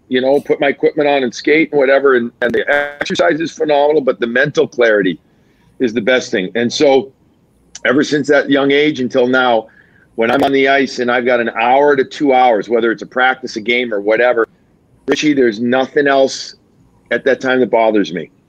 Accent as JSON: {"language": "English", "town": "Chicago", "region": "Illinois", "country": "United States", "also_born_or_lived": "Long Island", "moved": "yes", "lives_now": "Boston, United States", "said": "I'm Chicagoan. I love my deep dish."}